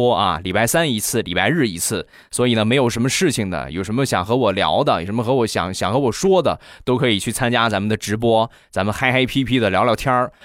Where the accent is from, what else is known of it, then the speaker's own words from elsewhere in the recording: Rizhao, Shandong, China; 我家乡的特产，日照绿茶